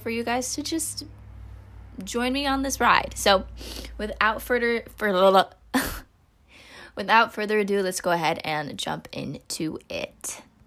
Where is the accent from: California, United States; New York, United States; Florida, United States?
California, United States; Northern; also born or lived in Philippines (ancestry); now in Los Angeles, United States; growing up in Northern California